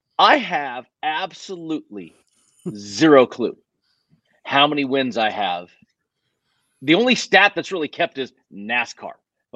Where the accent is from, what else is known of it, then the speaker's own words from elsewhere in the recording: Las Vegas, Nevada, United States; So the West Coast is where I'm from. I'm doing this right now, sitting in my office in Las Vegas. This is home. I mean, I'm a West Coaster, man.